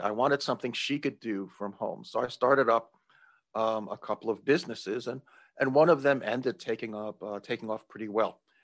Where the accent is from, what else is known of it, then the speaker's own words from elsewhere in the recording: New York, United States; I'm originally from New York, but moved to, uh, to downtown New York